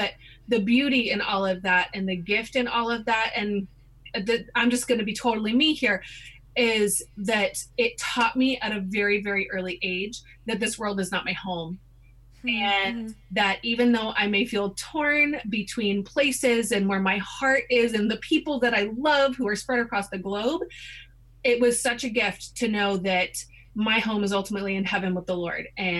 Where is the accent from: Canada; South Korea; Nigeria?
South Korea; About growing up in Korea?